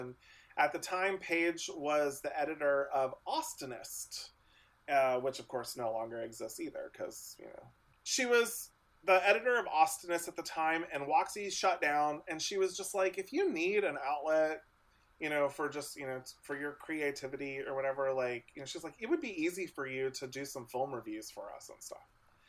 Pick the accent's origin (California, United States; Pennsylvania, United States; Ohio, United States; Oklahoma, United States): Ohio, United States; Lewisburg; if you would have told me growing up in Lewisburg, fucking Ohio, that one day I was going to get like screeners for like, you know, Oscar season, give me a break.